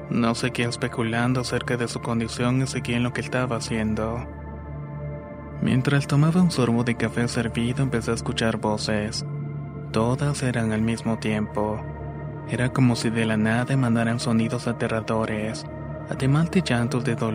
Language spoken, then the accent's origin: Spanish; Ecuador; cuando era el año 2017 me alisté para prestar el servicio militar en mi país Ecuador, específicamente en la ciudad de Loja.